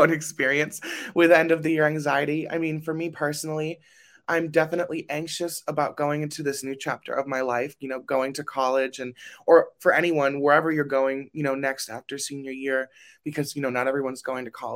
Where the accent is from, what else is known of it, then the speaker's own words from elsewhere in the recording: Burbank, California, United States; I am from Burbank, California